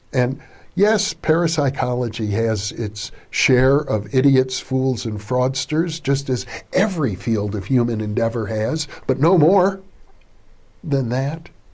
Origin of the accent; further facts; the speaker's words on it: Wisconsin, United States; I grew up in Wisconsin in a small